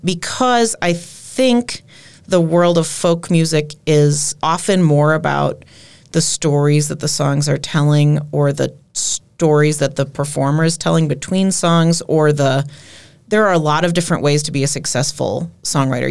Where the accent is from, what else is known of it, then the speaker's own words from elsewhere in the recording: Minneapolis, Minnesota, United States; moved away as an adult; also born or lived in Colorado; now in Door County, United States; I grew up in the Twin Cities